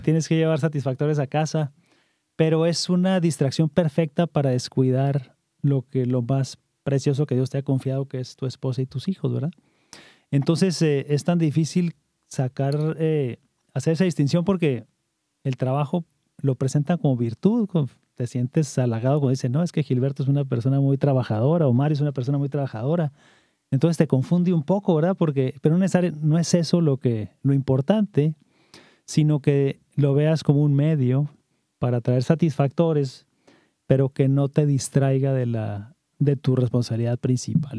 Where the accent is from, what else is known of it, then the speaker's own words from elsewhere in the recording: Camargo, Chihuahua, Mexico; now in Virginia, United States; nacido en, en, Camargo, Chihuahua